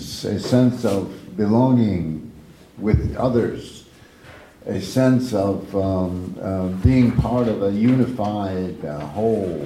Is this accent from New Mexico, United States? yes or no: yes; Acoma Pueblo, New Mexico, United States; first language Keres; English is a second language; now in Tempe, United States; I'm from Ago, or Acoma Pueblo, and I live, of course, locally in the area in Tempe